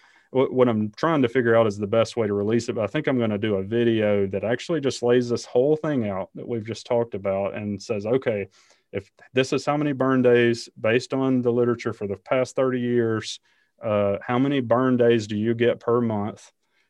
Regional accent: Alabama, United States; I grew up in Alabama, and as you might imagine, the idea that we would burn on a college football Saturday is not real high

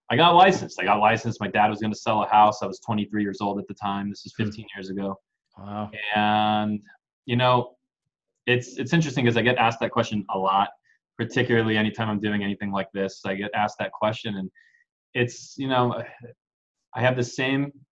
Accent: San Diego, California, United States; also born or lived in Mexico City, Mexico; Grew up in San Diego though the majority of my life. Hmm. Um, since, I mean, since I was a little kid, so sure. this is home.

